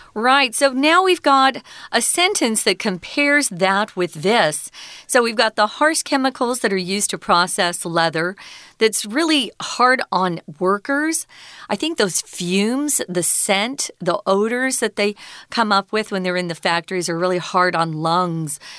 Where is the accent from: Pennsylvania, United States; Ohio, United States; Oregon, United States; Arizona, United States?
Arizona, United States; I'm from Arizona, and we have a lot of cacti